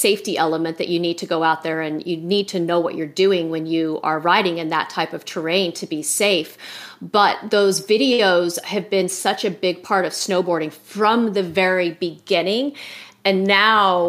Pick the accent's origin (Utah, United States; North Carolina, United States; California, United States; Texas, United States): Utah, United States; I grew up in Utah and there were no parks at the time